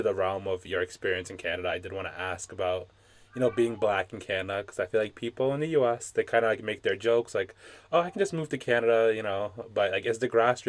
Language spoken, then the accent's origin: English; New York, United States; I'm from Brooklyn. My family's from Brooklyn